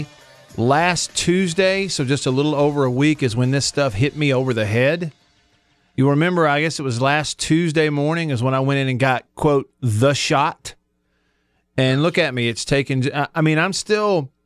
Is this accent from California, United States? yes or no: no; Russellville, Alabama, United States; my hometown where I grew up anyway as a kid. In Russellville, Alabama.